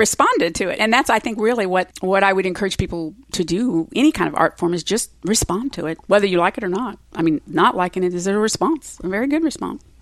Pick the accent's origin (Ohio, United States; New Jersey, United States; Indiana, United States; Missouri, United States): Missouri, United States; Springfield; moved away; I was raised in Springfield, Missouri